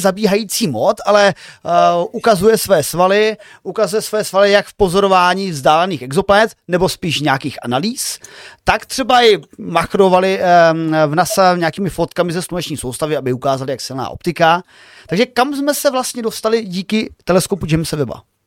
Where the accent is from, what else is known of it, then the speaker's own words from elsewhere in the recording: Moravian Slovakia, South Moravian Region, Czechia; já jsem teda ze Slovácka, z hraničních oblastí